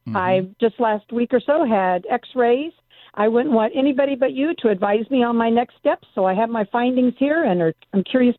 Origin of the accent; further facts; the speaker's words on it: Raytown, Missouri, United States; moved away as an adult; also born or lived in Kansas; now in Los Angeles, United States; In Kansas City, Missouri, Ray Town.